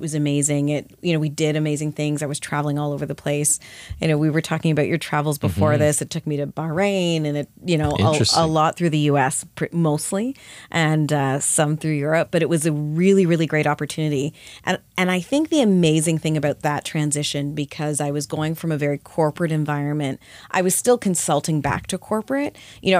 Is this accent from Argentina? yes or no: no; Canada; I grew up in Canada.